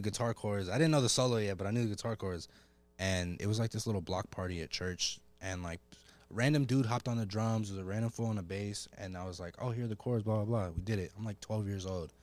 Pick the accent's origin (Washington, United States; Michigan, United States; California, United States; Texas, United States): California, United States; Oceanside; also born or lived in Colorado / North Carolina; I'm from Oceanside